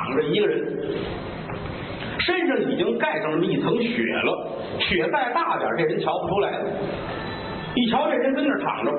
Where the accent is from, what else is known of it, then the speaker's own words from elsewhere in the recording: Tianjin, China; 这是我小的时候在天津学评书的时候，